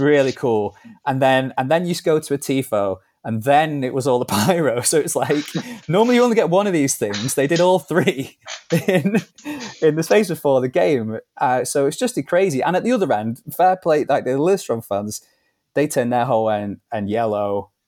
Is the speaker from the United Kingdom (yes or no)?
yes; Manchester, North West England, United Kingdom; also born or lived in Liverpool; I'm originally from Liverpool, but I grew up in Manchester